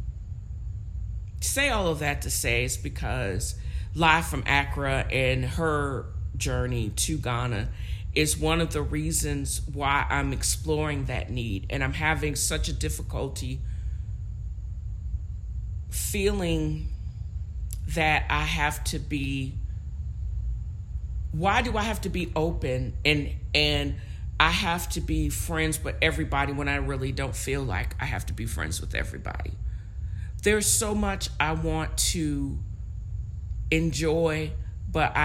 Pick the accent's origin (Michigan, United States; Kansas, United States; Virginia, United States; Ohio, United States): Virginia, United States; Black girl, nappy-headed Black girl from Virginia